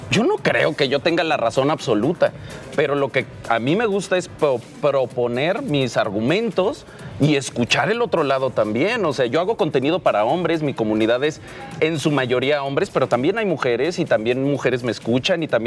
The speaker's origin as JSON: {"language": "Spanish", "region": "Aguascalientes", "country": "Mexico", "said": "yo soy del norte, yo soy, bueno, no hay una duda, yo soy de Aguascalientes y en Aguascalientes"}